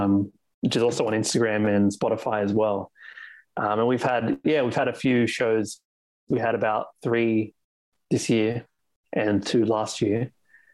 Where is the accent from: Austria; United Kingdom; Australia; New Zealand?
Australia; Sydney, New South Wales; I'm born and raised in Australia, in Sydney.